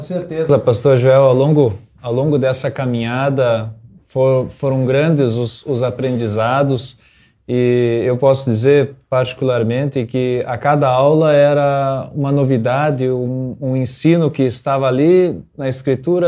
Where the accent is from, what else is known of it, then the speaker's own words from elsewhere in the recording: Santa Rosa, Brazil; eu venho da comunidade São João, lá de Santa Rosa